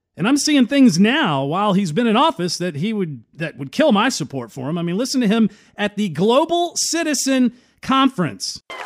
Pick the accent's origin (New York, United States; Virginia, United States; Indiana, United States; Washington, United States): Virginia, United States; I'm not from California, I'm actually from Virginia